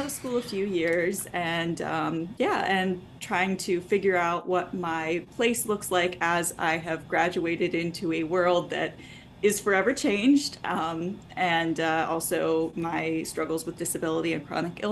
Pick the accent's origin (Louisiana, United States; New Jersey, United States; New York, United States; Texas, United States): Texas, United States; I grew up in Texas